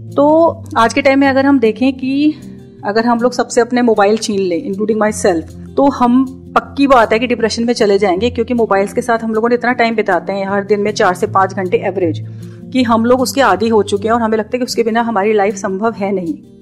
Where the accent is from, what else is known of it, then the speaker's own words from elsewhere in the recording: India; मुझे ये as an Indian मैंने ऑब्जर्व किया क्योंकि हम लोग इंडिया में